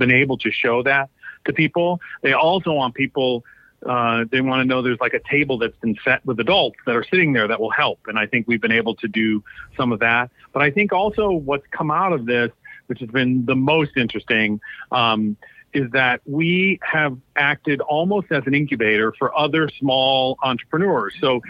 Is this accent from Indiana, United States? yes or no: no; Detroit, Michigan, United States; born there; also born or lived in New York / Los Angeles / Washington, District of Columbia, United States; And then I was born in Detroit, lived in many places, New York, LA, DC.